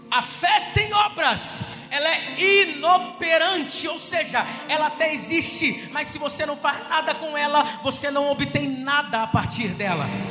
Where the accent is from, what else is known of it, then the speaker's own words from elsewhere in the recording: Resende, Rio de Janeiro, Brazil; moved away as an adult; eu sou de Resende, interior do estado aqui